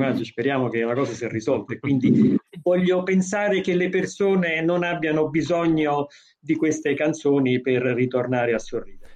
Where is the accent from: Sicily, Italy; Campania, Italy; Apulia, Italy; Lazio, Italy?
Campania, Italy; Naples; essendo napoletano